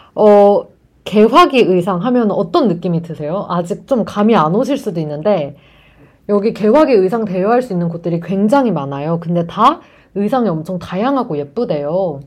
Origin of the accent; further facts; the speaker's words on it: South Korea; 저는 완전 한국, 전 토종 한국인이잖아요.